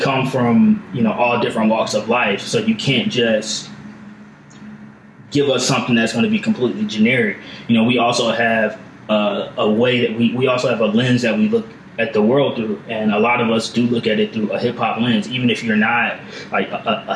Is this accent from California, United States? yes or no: no; Atlanta, Georgia, United States; also born or lived in Delaware; I grew up in Atlanta. I lived in Delaware for a couple of years, too, but like for the most part, I grew up in Atlanta.